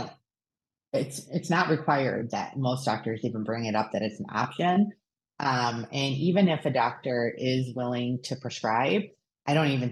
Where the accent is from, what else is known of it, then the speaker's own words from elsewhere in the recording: Michigan, United States; I grew up in Michigan.